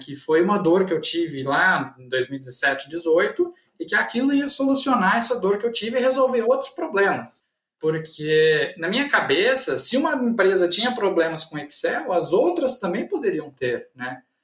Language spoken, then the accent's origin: Portuguese; Guaíra, São Paulo, Brazil; also born or lived in Ribeirão Preto / Uberlândia; Eu sou natural de Guaíra, fica no norte do estado de São Paulo, né? Então, eu nasci aqui, a minha família é natural daqui